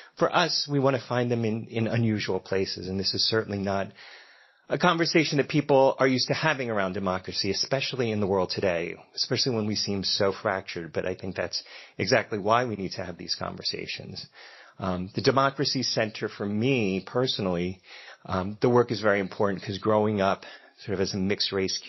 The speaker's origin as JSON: {"language": "English", "town": "Philadelphia", "region": "Pennsylvania", "country": "United States", "accent": "Philly", "said": "my Philly accent comes out"}